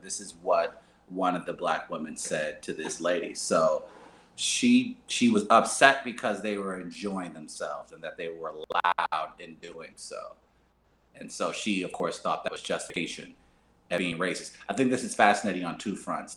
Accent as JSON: {"language": "English", "region": "New York", "country": "United States", "also_born_or_lived": "Midwest", "said": "I am a New Yorker"}